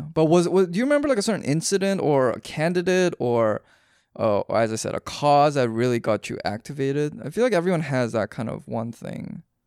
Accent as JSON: {"language": "English", "town": "Vancouver", "region": "British Columbia", "country": "Canada", "said": "I'm a Canadian, so I was I was up in Vancouver"}